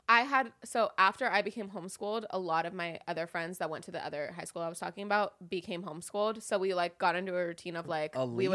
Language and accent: English; Los Angeles, California, United States; I grew up in Woodland Hills